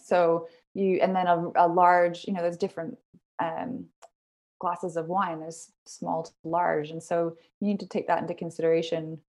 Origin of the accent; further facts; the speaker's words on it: Vancouver, British Columbia, Canada; I moved out fairly young, downtown Vancouver, BC. I'm Canadian, so I grew up there.